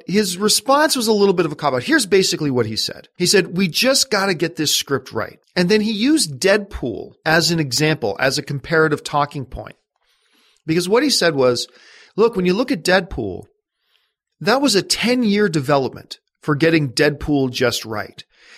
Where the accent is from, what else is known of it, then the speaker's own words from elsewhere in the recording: Canada; I get more excited about the Winter Olympics, obviously, because I'm Canadian